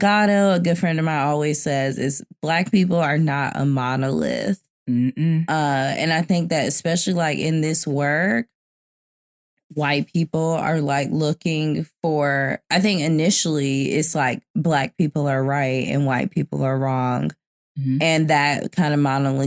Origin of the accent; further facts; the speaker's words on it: the South, United States; moved away; also born or lived in New York; I'm from the South